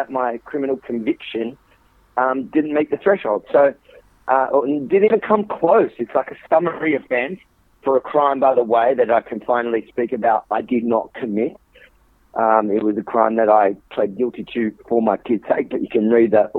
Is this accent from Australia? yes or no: yes; Australia; as an Australian